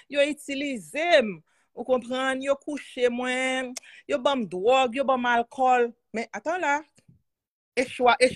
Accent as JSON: {"language": "Haitian Creole", "country": "Haiti", "tie": "born or raised there"}